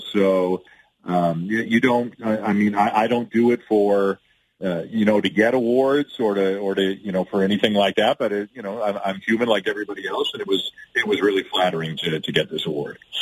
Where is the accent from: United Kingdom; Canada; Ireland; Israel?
Canada; to be a Canadian who calls games in both countries